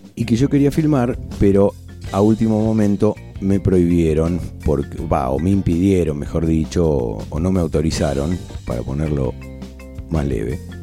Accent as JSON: {"language": "Spanish", "region": "Buenos Aires", "country": "Argentina", "tie": "born or raised there", "moved": "as an adult", "said": "yo nací en Buenos Aires, yo nací en la capital federal y viví ahí hasta que me fui de la casa de mis viejos"}